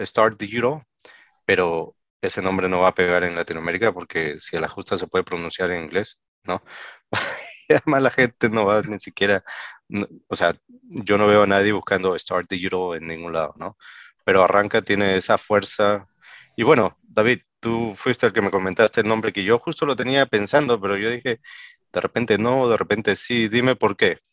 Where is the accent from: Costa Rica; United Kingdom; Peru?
Peru; en mi país, Perú, ¿no? Yo soy peruano de nacimiento